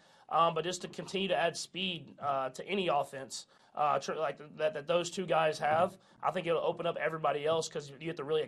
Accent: Texas, United States; born or raised there; moved away

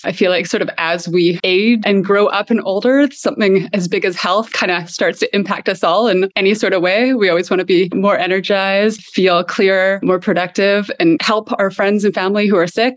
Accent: Canada; moved away; also born or lived in Lisbon, Portugal; I'm a Canadian by background

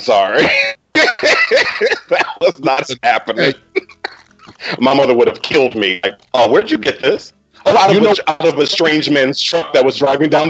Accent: Germany; also born or lived in Switzerland; And listen, I grew up in Germany and Switzerland, where everything's pickled.

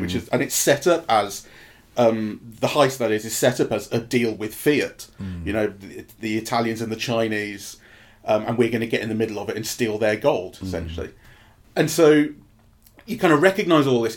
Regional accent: England, United Kingdom; But as an English person, and I and I say English because it made me feel English.

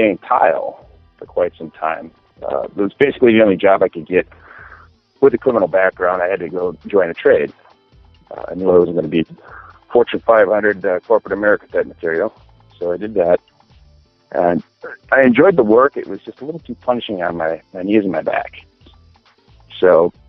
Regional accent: Minneapolis, Minnesota, United States; I am from Minneapolis.

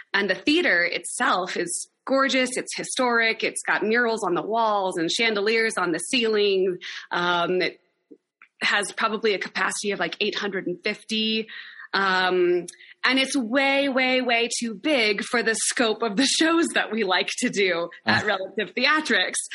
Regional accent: Laramie, Wyoming, United States; also born or lived in Sacramento, California; my hometown, and I wanted to move home anyway. So I returned to Laramie after two years away and started the company

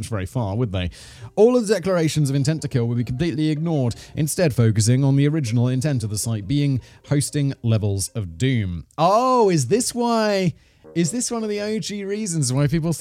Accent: United Kingdom; I'm British

